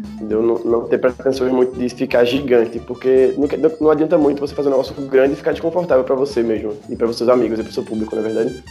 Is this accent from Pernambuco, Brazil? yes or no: yes; Olinda, Pernambuco, Brazil; E a minha infância eu morava no Varadouro, que é logo ali, perto do sítio histórico.